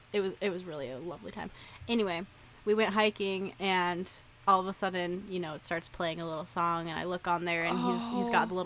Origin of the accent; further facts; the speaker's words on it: Idaho, United States; I say aunt because I'm from Idaho.